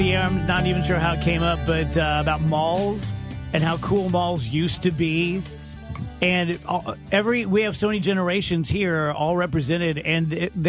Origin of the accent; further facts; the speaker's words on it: South Roxana, Illinois, United States; because I'm a Hoosier from South Roxana.